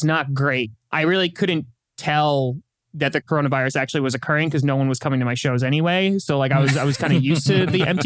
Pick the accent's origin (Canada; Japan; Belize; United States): United States; New York; I'm born and raised in New York